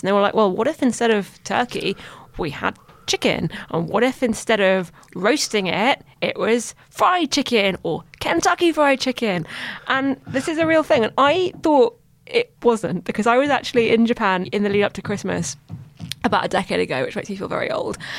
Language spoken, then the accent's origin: English; London, United Kingdom; I'm from London